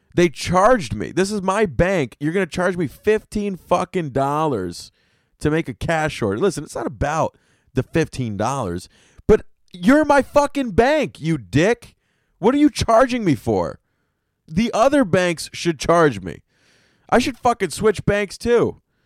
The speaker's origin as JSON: {"language": "English", "region": "the South", "country": "United States", "tie": "born or raised there", "moved": "yes", "lives_now": "New York City, United States", "said": "I grew up in the South, man. Down South, my McDonald's had a fucking electronic fireplace in it"}